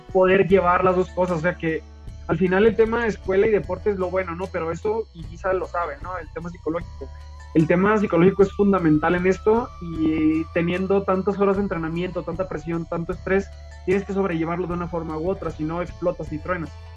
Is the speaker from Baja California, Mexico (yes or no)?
yes; Tijuana, Baja California, Mexico; now in León, Mexico; Soy nacido en Tijuana, de padres sonorenses